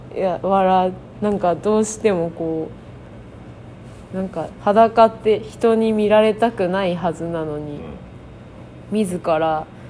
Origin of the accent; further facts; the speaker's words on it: Chiba, Japan; moved away; 私は千葉県出身で